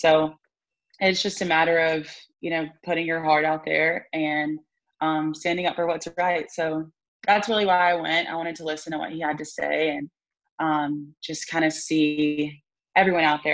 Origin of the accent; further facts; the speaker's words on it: Tuscaloosa, Alabama, United States; growing up in Tuscaloosa